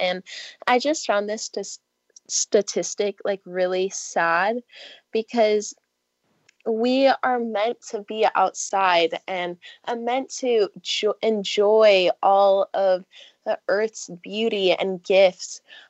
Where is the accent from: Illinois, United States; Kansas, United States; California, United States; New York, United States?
California, United States; I grew up in Southern California, so I'm a swimmer, and I love, love, love the beach and the ocean